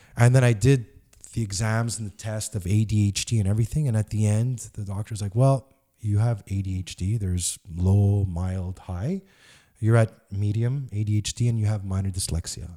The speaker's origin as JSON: {"language": "English", "town": "Montreal", "region": "Quebec", "country": "Canada", "tie": "born or raised there", "said": "I grew up in Park X on Wiseman and Liège and Crémazy"}